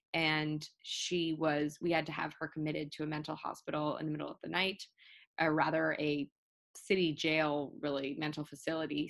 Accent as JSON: {"language": "English", "region": "New York", "country": "United States", "also_born_or_lived": "Baltimore", "moved": "as an adult", "said": "I'm from New York"}